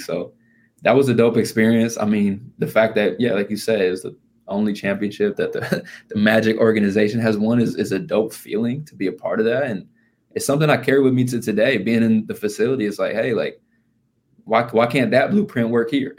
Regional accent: Indiana, United States; I'm from Indiana.

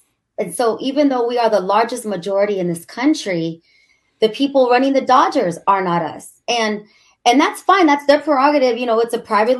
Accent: Pico Rivera, California, United States; I'm from Pico Rivera, East LA.

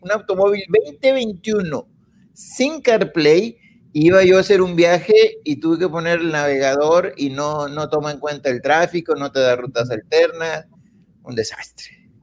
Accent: Coahuila, Mexico; yo soy de Coahuila

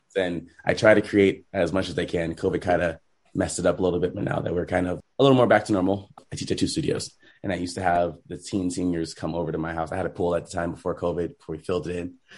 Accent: Rancho Cucamonga, California, United States; I grew up in Rancho Cucamonga, so very kind of diverse area

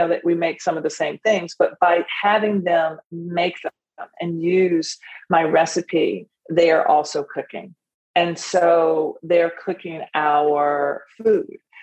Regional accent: Nashville, Tennessee, United States; it's based and rooted in our tradition at home, growing up in Nashville

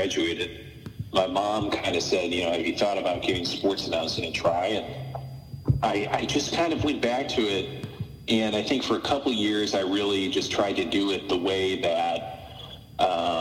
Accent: St. Louis, Missouri, United States; I am from St. Louis, but I just haven't spent as much time here over the last 5 or 6 years

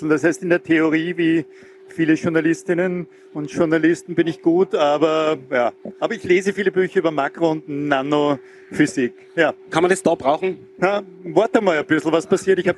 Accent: Ebensee, Upper Austria, Austria; Ich bin in Ebensee aufgewachsen, am Südende des Traunsees, also nach äh, Steuerbord etwa drei Kilometer und wann immer ich von Wien kommend, von Gmunden die Straße runterfahre und den See vor mir sehe

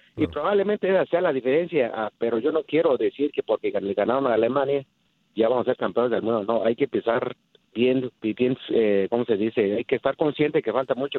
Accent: Mexico; now in Chicago, United States; yo soy de México

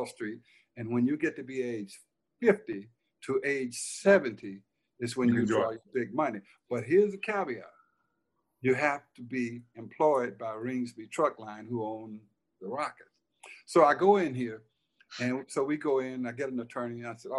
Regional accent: Silver City, Mississippi, United States; born there; I was born in Silver City, Mississippi, where there's

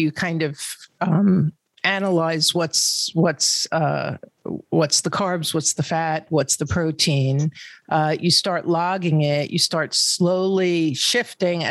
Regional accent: New York, United States; I'm from New York

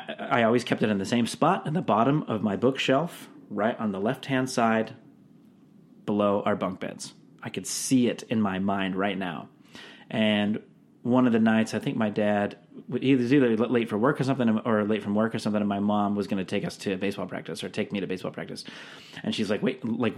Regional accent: Seattle, Washington, United States; I grew up in Seattle

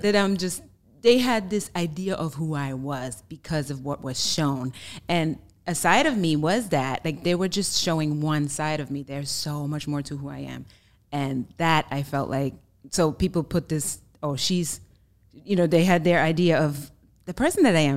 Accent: Germany; English is a second language; moved away as an adult; now in United States; I'm originally from Germany, born and raised, so you may hear an accent

